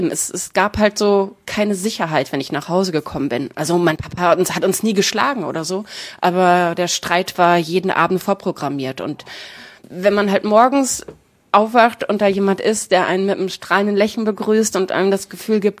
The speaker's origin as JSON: {"language": "German", "town": "Herne", "region": "North Rhine-Westphalia", "country": "Germany", "tie": "born or raised there", "said": "Ja, ich habe in Herne gewohnt."}